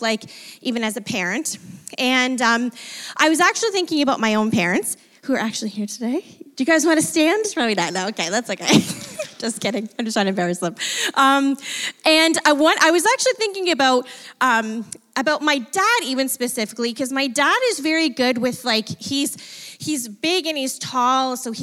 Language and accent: English; Fort Erie, Ontario, Canada; I grew up in Ridgeway, Fort Erie area